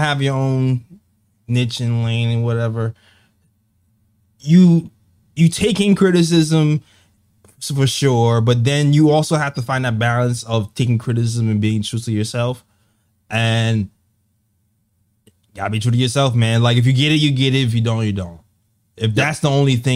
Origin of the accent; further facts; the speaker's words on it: New York City, New York, United States; I just grew up in Brooklyn